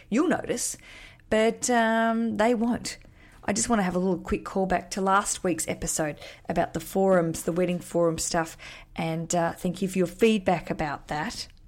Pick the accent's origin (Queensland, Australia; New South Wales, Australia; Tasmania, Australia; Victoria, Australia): Tasmania, Australia; Hobart; Hobart's a smaller town, big town, my hometown